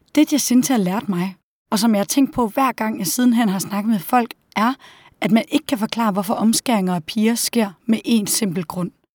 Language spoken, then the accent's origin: Danish; Denmark; hjemme i Danmark